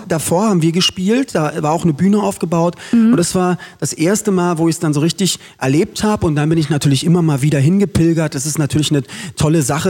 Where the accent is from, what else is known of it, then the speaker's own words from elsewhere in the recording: Berlin, Germany; Ich bin in Köpenick geboren, sechsmal ja. umgezogen in Köpenick und wohne da immer noch.